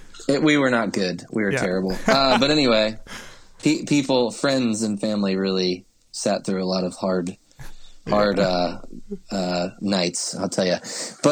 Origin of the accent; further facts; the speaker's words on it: Maryland, United States; And so I grew up on the East Coast of the States in the state of Maryland. And I grew up in a small church there